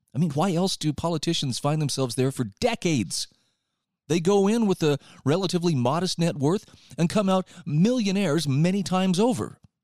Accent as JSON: {"language": "English", "region": "Utah", "country": "United States", "said": "my home state of Utah"}